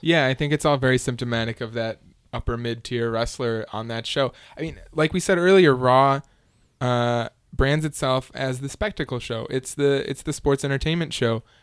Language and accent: English; United States; me as the American consumer